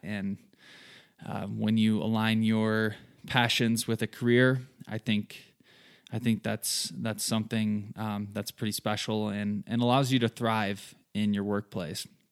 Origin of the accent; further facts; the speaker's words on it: southern Michigan, United States; moved away as an adult; now in Colorado, United States; I'm originally from Michigan. Grew up there in a small town, southern Michigan, lots of farm fields.